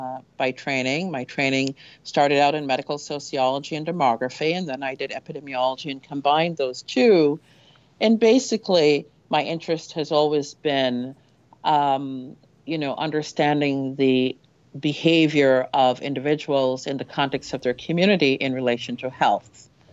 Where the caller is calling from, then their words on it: Maryland, United States; I'm very well, thank you. I'm coming in from Maryland, as you know.